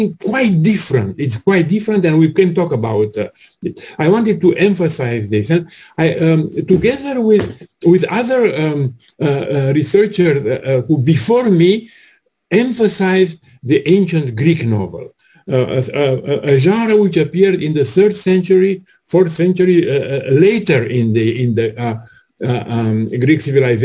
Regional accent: Romania; I'm from Romania

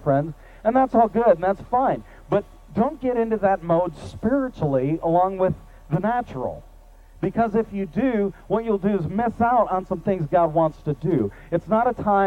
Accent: Michigan, United States; now in Mid-Cities, Texas, United States; I grew up in Michigan, and the seasons are very well defined

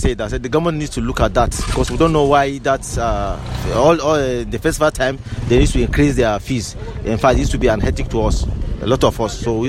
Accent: Minna, Niger State, Nigeria; I'm from Mina.

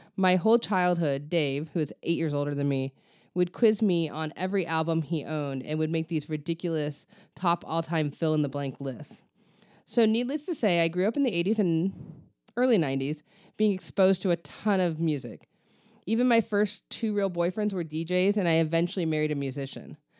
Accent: Ventura, California, United States; now in Coachella Valley, United States; my hometown of Ventura

